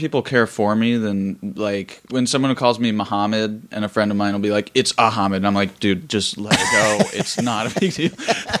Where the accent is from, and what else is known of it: Philadelphia, Pennsylvania, United States; now in Los Angeles, United States